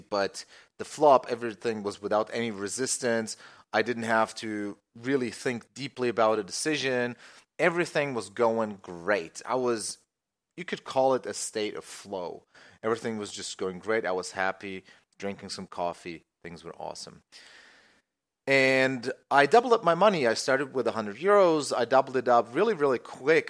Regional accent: Germany; I'm from Germany

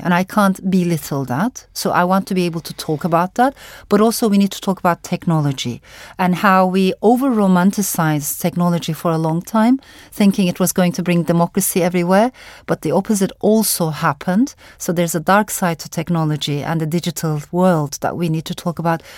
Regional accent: Turkey; also born or lived in Strasbourg, France; I come from Turkey

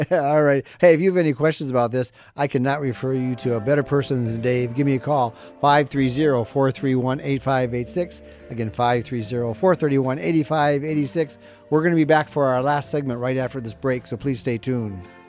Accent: Midwest, United States; moved away; I grew up in the Midwest.

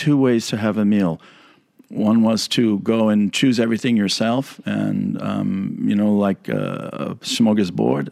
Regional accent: New York City, New York, United States; moved away; I grew up in the Bronx

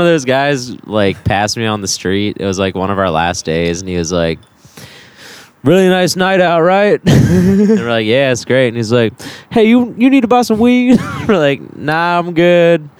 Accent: Baltimore, Maryland, United States; moved away; I'm from Baltimore.

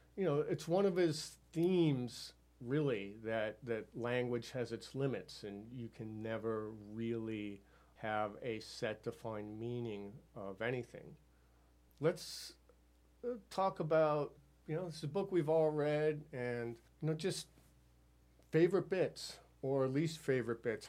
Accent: near Amherst, Massachusetts, United States; my hometown near Amherst, Massachusetts

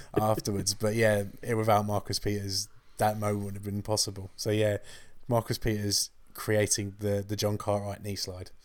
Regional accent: England, United Kingdom

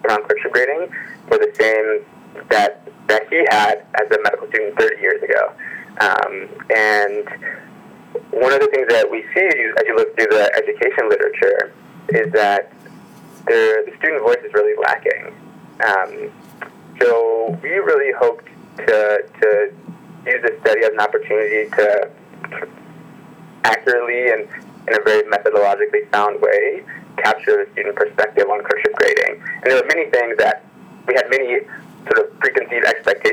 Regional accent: Detroit, Michigan, United States; moved away as an adult; also born or lived in Massachusetts; now in San Francisco, United States; I am originally from Detroit, Michigan

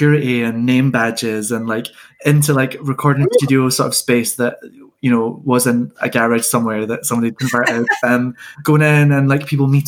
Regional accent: Scotland, United Kingdom; we're all Scottish

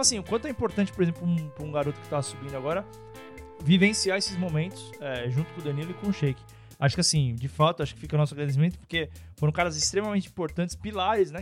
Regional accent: São Paulo, Brazil; nós somos aqui de São Paulo

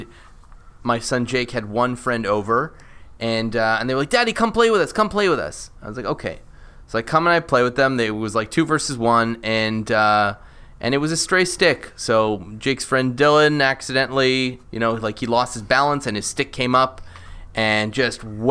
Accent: Canada; I'm Canadian

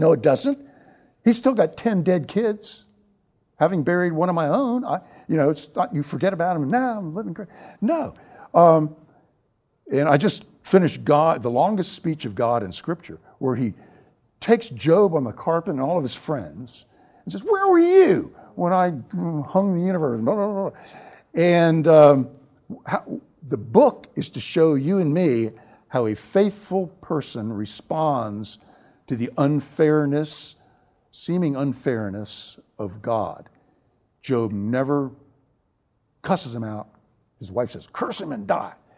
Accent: the South, United States; Growing up in the South, the segregated South

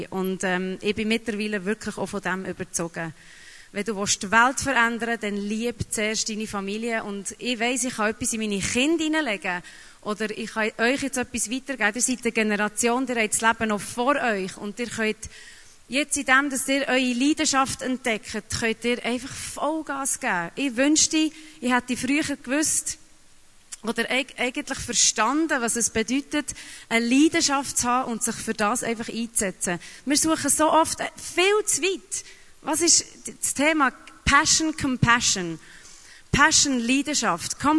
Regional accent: Papua New Guinea; also born or lived in Geneva; now in Switzerland; weil ich bin äh, mehrsprachig aufgewachsen in Neuguinea und habe drei Sprachen geredet, bin dahergekommen, habe in Genf die Ausbildung gemacht, habe Französisch geredet

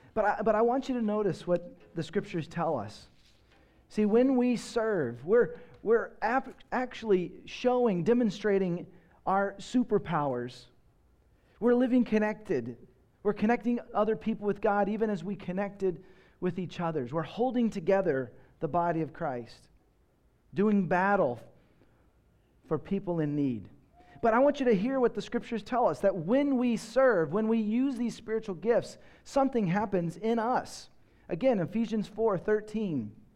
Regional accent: Texas, United States; I grew up in Texas

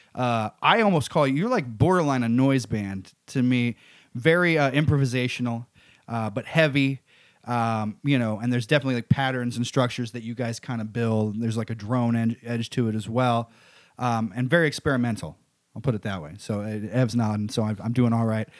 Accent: Missouri, United States; also born or lived in Arkansas; now in New York, United States; I grew up in Missouri and around, and Arkansas

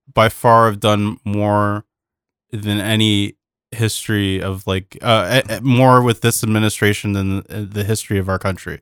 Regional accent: Canada; as a Canadian

